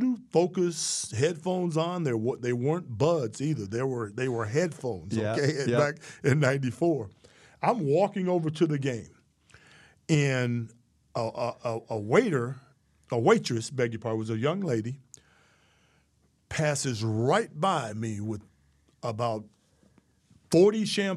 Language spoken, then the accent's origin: English; Florida, United States; Growing up in Florida, if you don't play football, then there's something wrong